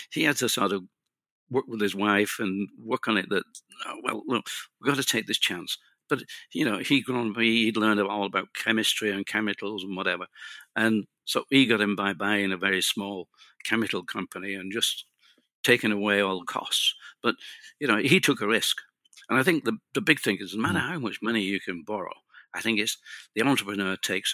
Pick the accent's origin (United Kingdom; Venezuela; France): United Kingdom; being British and speaking English